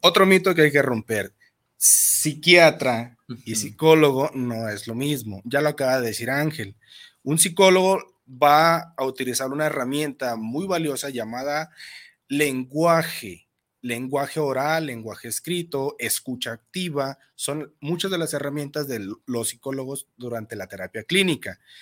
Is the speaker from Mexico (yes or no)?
yes; Mexico; como buenos mexicanos